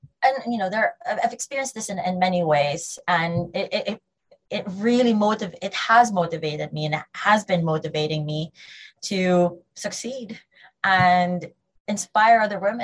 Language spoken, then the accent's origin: English; Philippines; now in United Kingdom; I'm Filipino